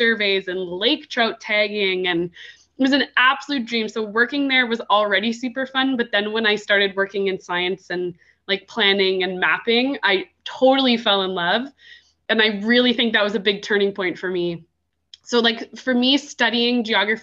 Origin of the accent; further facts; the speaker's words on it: Ontario, Canada; I grew up in Ontario